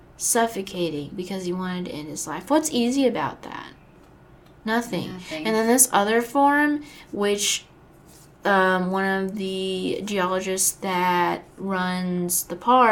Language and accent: English; Florida, United States; I do, because obviously I'm from Florida